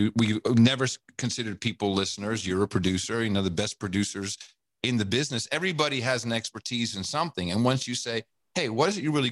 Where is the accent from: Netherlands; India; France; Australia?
Netherlands; Amsterdam, North Holland; moved away; also born or lived in United States; I grew up with that. I grew up in Amsterdam